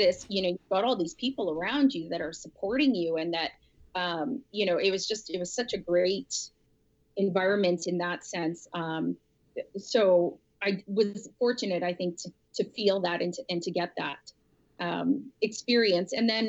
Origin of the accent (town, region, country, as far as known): Winnipeg, Manitoba, Canada; born or raised there